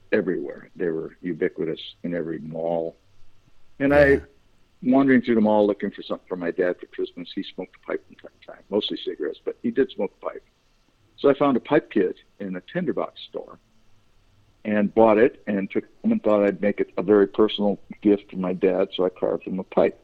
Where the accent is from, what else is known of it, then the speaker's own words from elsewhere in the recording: Los Angeles, California, United States; I grew up, did my formative years in San Fernando Valley. Grew up and went through high school there